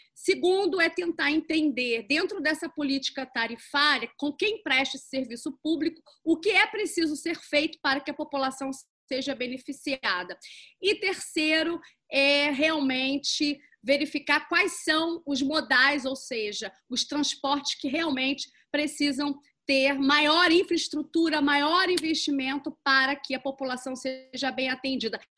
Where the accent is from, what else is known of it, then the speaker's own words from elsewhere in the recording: Rio de Janeiro, Brazil; todos nós merecemos enquanto cariocas